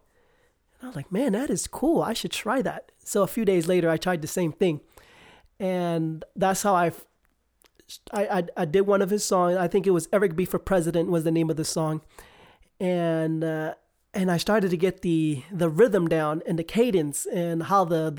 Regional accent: New York City, New York, United States; moved away as an adult; now in Utah, United States; I grew up in Manhattan

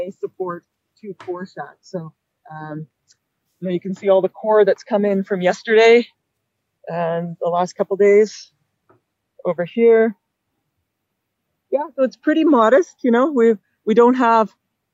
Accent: Yukon, Canada; I grew up in the Yukon and working in Canada's north

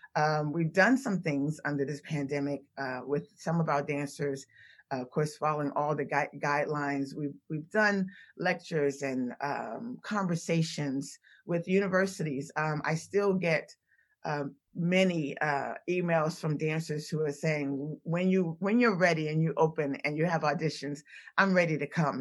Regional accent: Washington, District of Columbia, United States; moved away as an adult; also born or lived in Philadelphia; I'm originally from Washington, D C.

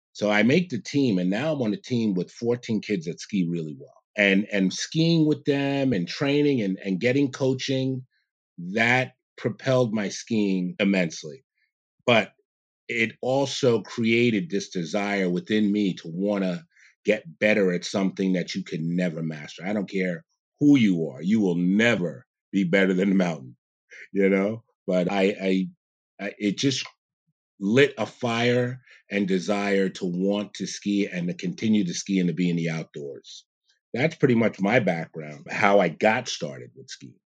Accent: New York City, New York, United States; also born or lived in Big Indian, New York; I grew up in Jamaica, Queens, in New York. and around ten years old, my parents, they moved us up, upstate New York

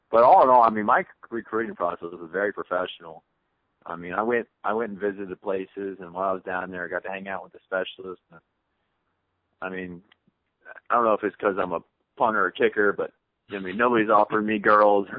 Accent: Cincinnati, Ohio, United States; growing up in Cincinnati, being 2 hours away

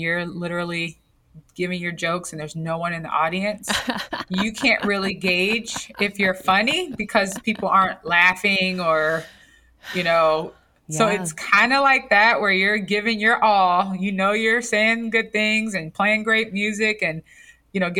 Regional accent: Gary, Indiana, United States; I'm from Gary, Indiana

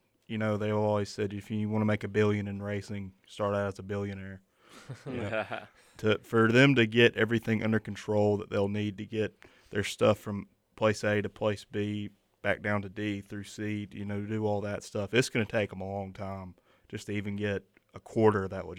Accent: the South, United States; accent: southern; my southern accent.

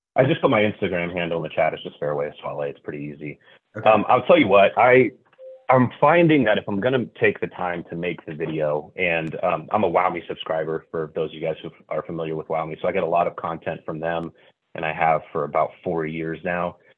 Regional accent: Northern California, United States; moved away as an adult; also born or lived in St. Louis, Missouri; a move from St. Louis, Missouri, back to the place that I grew up in Northern California

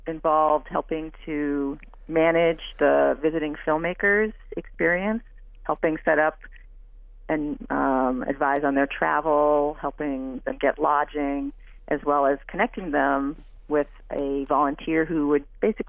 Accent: New England, United States; moved away as an adult; now in Winona, United States; I grew up in New England

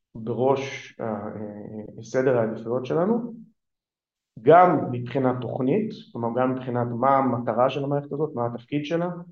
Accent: Israel; first language Hebrew; אני גדלתי בעברית, זאת שפת האם שלי

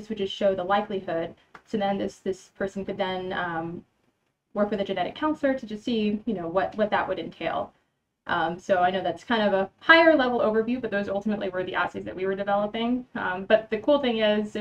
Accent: San Antonio, Texas, United States; also born or lived in Austin, Texas / Michigan; I'm from San Antonio. I pretty much went to school here from all the way from kindergarten to high school

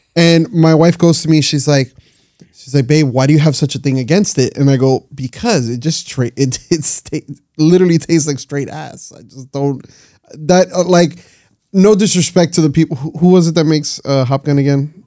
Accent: Miami, Florida, United States; we're all from Miami

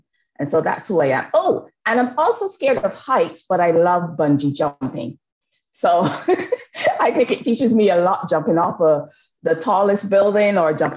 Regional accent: Barbados; moved away; I've been born, educated, and nurtured in the lovely island of Barbados

